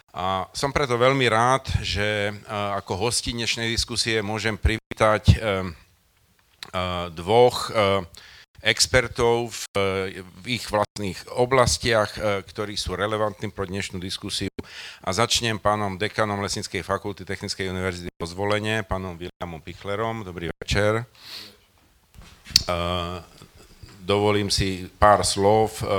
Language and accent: Slovak; Košice, Košice Region, Slovakia; now in Bratislava, Slovakia; som rodák z Košíc